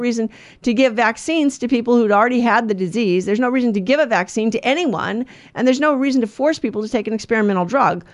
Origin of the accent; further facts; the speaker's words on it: United States; I'm an American